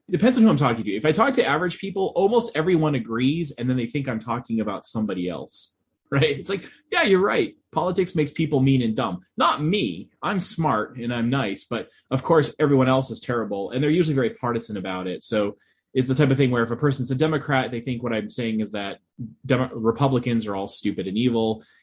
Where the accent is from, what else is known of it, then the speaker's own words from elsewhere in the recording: Boston, Massachusetts, United States; I'm originally from the Boston area, but I don't have a Boston accent.